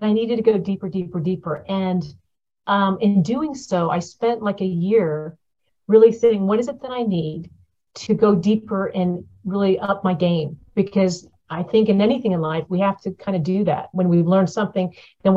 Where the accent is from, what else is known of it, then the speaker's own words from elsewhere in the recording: Florida, United States; moved away; I'm from Florida